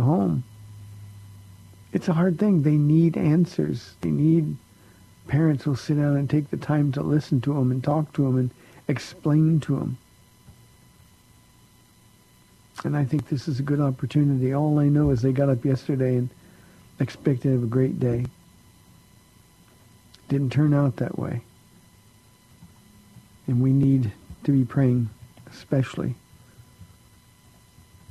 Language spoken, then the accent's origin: English; Southern California, United States; I grew up in Southern California.